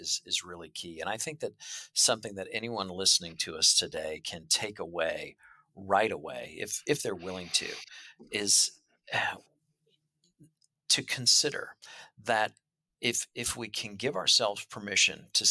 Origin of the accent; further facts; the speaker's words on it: Midwest, United States; I'm from the Midwest. That's how I grew up